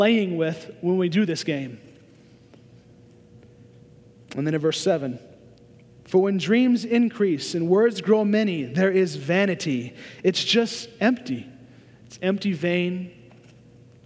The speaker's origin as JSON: {"language": "English", "region": "Oklahoma", "country": "United States", "tie": "born or raised there", "moved": "yes", "said": "I was born and raised in Oklahoma"}